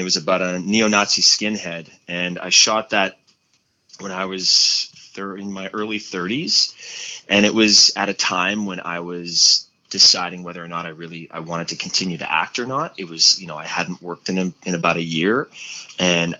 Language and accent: English; Montreal, Quebec, Canada; moved away; my hometown of Montreal.